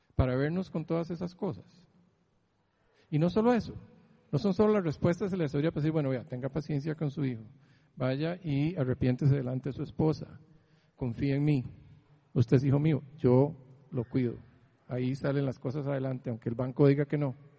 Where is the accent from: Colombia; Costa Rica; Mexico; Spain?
Costa Rica; Heredia; moved away as an adult; now in San Diego, United States; crecí en Heredia, que pasó todo esto, que me jalé, huí de Costa Rica